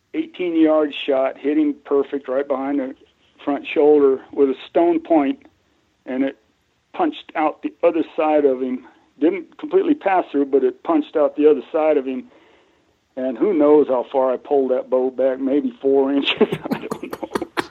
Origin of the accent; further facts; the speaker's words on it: Colorado, United States; I grew up in Colorado. Between Connie and I, my wife, um, we're like nine generations in this state.